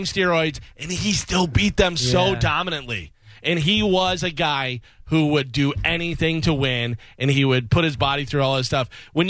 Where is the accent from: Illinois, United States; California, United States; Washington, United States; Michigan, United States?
Illinois, United States; Chicago; I grew up in Chicago